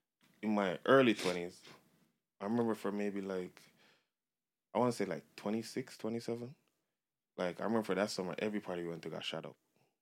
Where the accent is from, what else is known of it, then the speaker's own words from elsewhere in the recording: Jamaica; now in Canada; because I'm Jamaican.